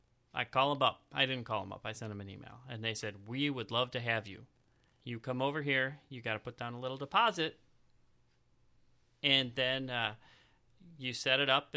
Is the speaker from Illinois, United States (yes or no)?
yes; Chicago, Illinois, United States; Okay, so I'm from the Chicago area. You might have figured that out.